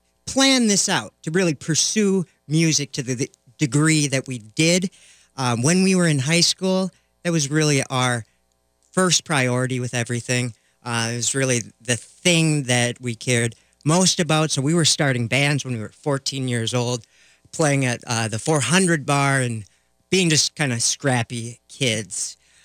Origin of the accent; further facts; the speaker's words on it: Lakeville, Minnesota, United States; moved away as an adult; also born or lived in New York City; I started the band with my best friend who I grew up with here in Minnesota. And me, Eric, and …, the singer of …, all grew up in Lakeville, Minnesota, actually.